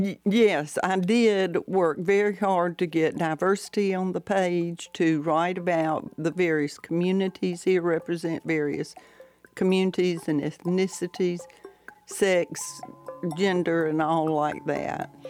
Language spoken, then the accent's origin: English; Valdosta, Georgia, United States; I did get my start at my hometown newspaper, the Valdosta Daily Times